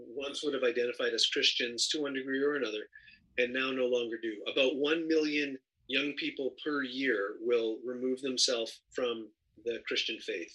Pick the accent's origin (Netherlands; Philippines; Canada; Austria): Canada; moved away as an adult; now in Los Angeles, United States; I'm originally from Canada